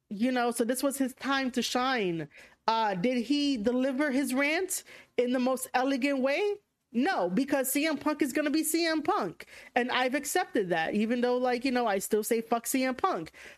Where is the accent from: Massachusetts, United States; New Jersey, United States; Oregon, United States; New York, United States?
New York, United States; accent: thick New York; How is my New York accent thick